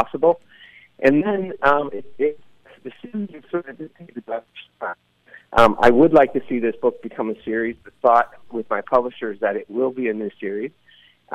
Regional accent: Burlingame, California, United States; moved away; also born or lived in San Francisco, California; I grew up in Burlingame, California, and I lived up on Mira Loma Park for about 12 years. So San Francisco is home for me

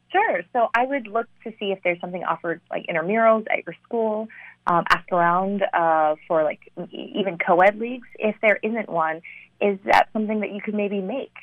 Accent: St. Louis, Missouri, United States; also born or lived in China / Ithaca, New York; most of my childhood I would consider St. Louis, Missouri, my hometown

